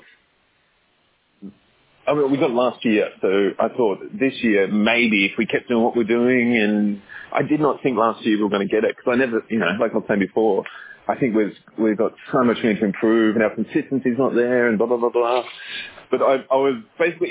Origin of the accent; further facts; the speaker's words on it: Australia; now in Singapore; I'm an Aussie, and I have a restaurant.